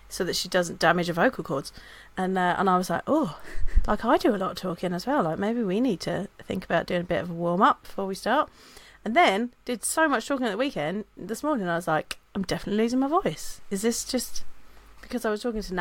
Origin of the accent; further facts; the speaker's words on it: England, United Kingdom; I'm English.